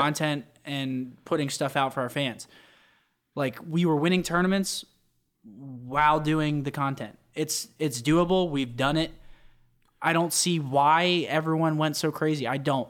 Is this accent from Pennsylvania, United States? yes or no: yes; Pennsylvania, United States; I'm from Pennsylvania